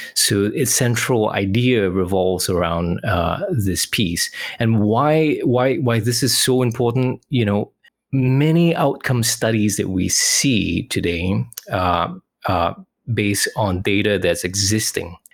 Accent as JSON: {"language": "English", "country": "Singapore", "moved": "yes", "lives_now": "Western Australia, Australia", "said": "I'm originally from Singapore, currently living in Western Australia."}